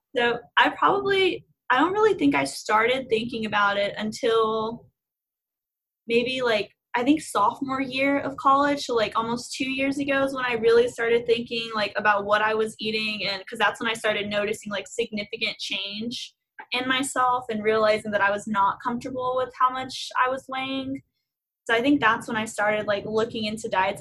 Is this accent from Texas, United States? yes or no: yes; Houston, Texas, United States; I'm from Houston and I am a senior at A&M